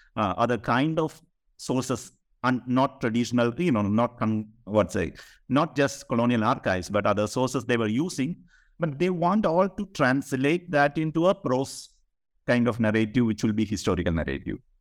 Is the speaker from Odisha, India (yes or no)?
no; Kerala, India; I am from Kerala, so literature and politics was very much there in the public sphere in Kerala